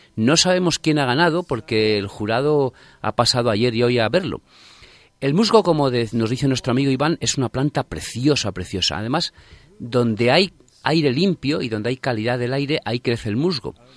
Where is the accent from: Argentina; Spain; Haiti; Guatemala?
Spain; Torrecilla de la Orden, Castile and León; now in Madrid, Spain; yo recuerdo desde pequeñito, pues ir a coger musgo allí en mi pueblo, en Torrecilla La Orden, en Valladolid